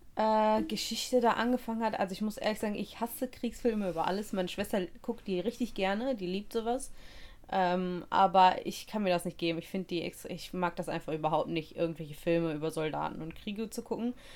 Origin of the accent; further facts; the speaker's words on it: Russia; now in Germany; Als Russin